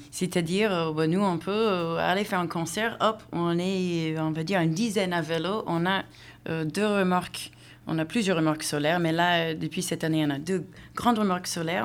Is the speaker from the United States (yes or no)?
yes; United States; moved away; also born or lived in Seattle; Je viens des États-Unis